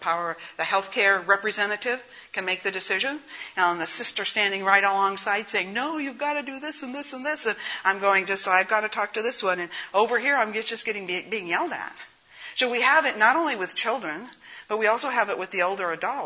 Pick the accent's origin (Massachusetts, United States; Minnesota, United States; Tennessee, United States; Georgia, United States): Minnesota, United States; northern; accent: northern Minnesota; also born or lived in Pennsylvania; I have an accent. It's from northern Minnesota